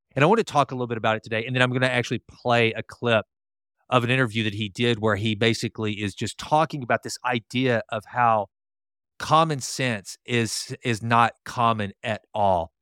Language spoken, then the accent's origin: English; Sulphur Springs, United States; my small hometown of Sulphur Springs